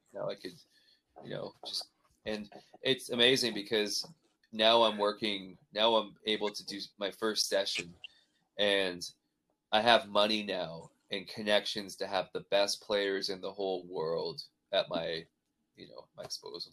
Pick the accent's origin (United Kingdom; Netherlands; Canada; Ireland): Canada; moved away; also born or lived in Nashville; growing up like that in Canada